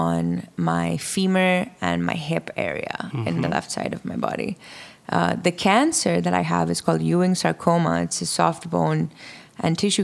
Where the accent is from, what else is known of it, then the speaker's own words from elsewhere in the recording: Karachi, Sindh, Pakistan; moved away as an adult; also born or lived in New York, United States; now in United States; I grew up in Karachi, which is a metropolitan city.